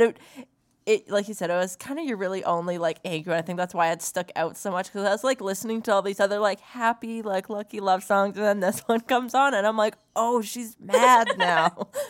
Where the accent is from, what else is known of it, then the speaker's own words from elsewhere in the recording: Alberta, Canada; I'm from Alberta and I know it's not the Yukon, but like we have some similar things, and just feeling like the northern lights and all the dirty snow and just how it's winter still 10 months out of a year here.